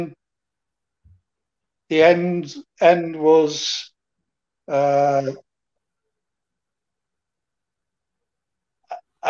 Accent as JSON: {"language": "English", "town": "Manchester", "region": "North West England", "country": "United Kingdom", "tie": "born or raised there", "said": "in my hometown, Manchester, Bellevue"}